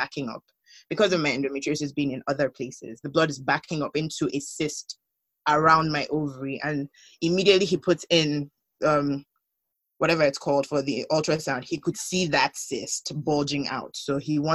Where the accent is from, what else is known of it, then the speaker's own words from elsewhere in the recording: Nigeria; moved away; being the Nigerian that I am